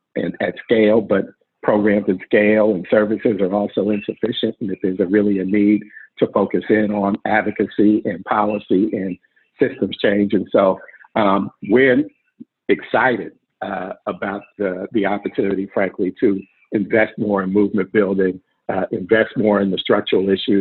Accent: Oakland, California, United States; I grew up in Oakland in a family of people who are really active in the community

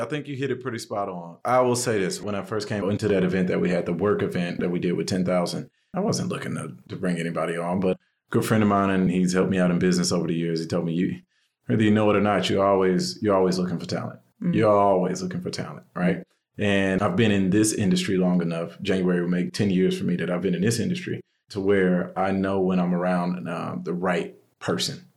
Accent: Houston, Texas, United States; also born or lived in Seattle / Orange County; now in Austin, United States; I'm from Houston originally. I've been in Austin now since 2007, 2008.

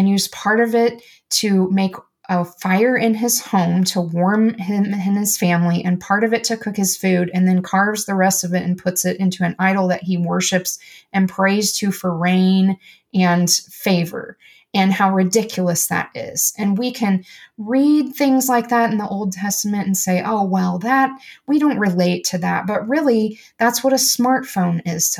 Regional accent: United States; I'm an American

